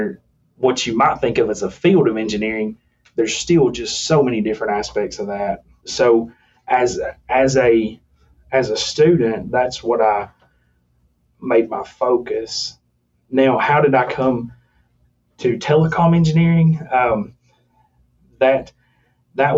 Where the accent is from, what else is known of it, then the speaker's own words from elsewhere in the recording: rural Tennessee, United States; finding a career in engineering in rural Tennessee, in my hometown